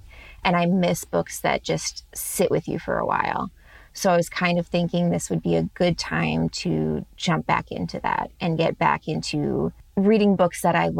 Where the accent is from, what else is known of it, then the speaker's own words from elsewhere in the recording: Georgia, United States; also born or lived in Illinois; Oh, I grew up in the South. I was born in Georgia. So, I mean, it's very predominant down there, especially when I was growing up.